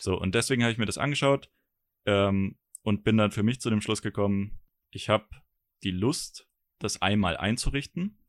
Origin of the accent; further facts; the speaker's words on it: Germany; als Deutscher